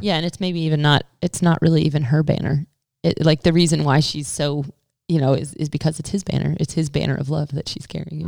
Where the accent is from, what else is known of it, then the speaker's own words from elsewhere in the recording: United States; as an American